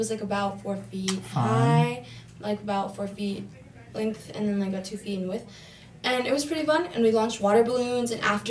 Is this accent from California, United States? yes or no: yes; Downey, California, United States; No, it's kind of funny, though, because when I tell people that I'm from Downey, they're like, no way, you go to Downey?